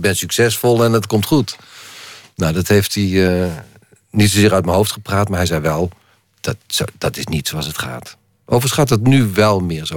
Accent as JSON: {"language": "Dutch", "region": "Limburg", "country": "Netherlands", "accent": "Limburgish dialect", "said": "mijn eigen dialect"}